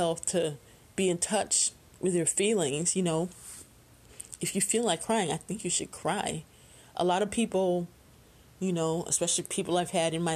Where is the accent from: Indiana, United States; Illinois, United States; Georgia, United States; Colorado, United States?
Illinois, United States; Chicago; born or raised there